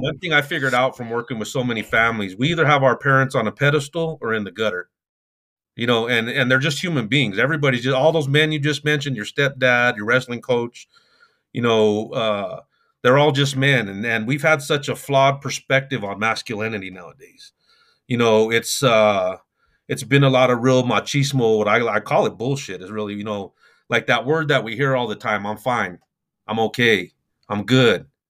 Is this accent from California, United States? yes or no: no; Denver, Colorado, United States; I'm from Denver, Colorado